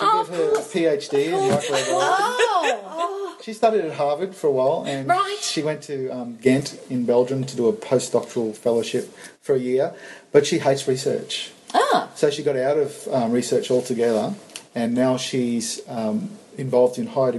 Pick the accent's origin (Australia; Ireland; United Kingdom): Australia; Sunshine Coast, Gold Coast area, Queensland; We're from the Sunshine Coast, Gold Coast, Sunshine Coast area. We really wanted to come back home.